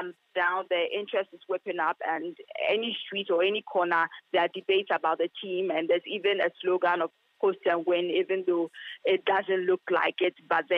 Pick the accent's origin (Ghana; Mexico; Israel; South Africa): Ghana; as a Ghanaian